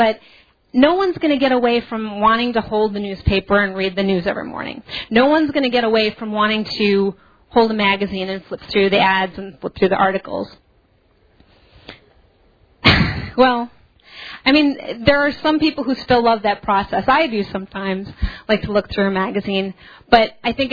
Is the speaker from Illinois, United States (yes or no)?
yes; Burbank, Illinois, United States; I actually am from the South Suburbs. I grew up in Burbank and went to Revis.